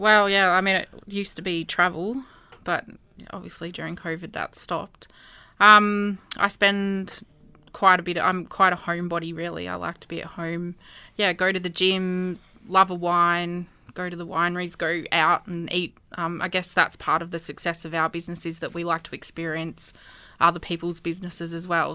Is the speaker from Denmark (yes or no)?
no; Albury, New South Wales, Australia; also born or lived in Wagga Wagga; I was born in Albury. Um, went to school here the majority of my life. I lived in East Albury, um, during primary